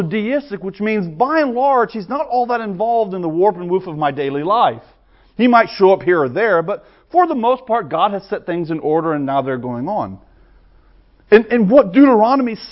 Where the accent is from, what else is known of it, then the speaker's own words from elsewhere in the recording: the South, United States; I'm a Southerner